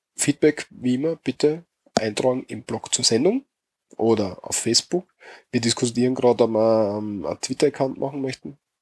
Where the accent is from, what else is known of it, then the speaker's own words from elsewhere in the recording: Austria; bei uns in Österreich